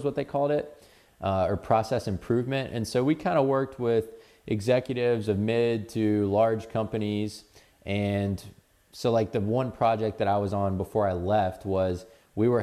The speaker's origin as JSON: {"language": "English", "town": "Atlanta", "region": "Georgia", "country": "United States", "tie": "born or raised there", "said": "I spent most of my life growing up in Atlanta."}